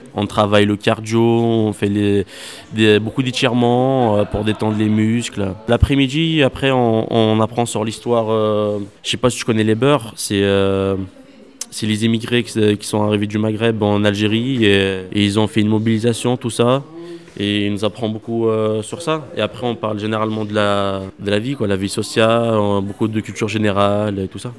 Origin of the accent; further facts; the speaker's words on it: Givors, Auvergne-Rhône-Alpes, France; je suis d'origine de Givor.